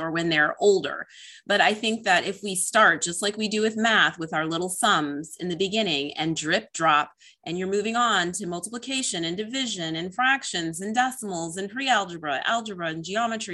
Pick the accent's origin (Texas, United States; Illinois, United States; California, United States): Illinois, United States; I'm actually from Illinois